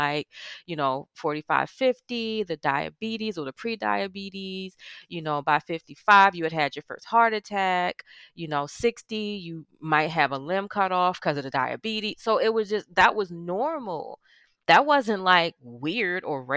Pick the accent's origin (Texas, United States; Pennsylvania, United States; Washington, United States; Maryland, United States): Maryland, United States; Baltimore; Born and raised in Baltimore in the housing projects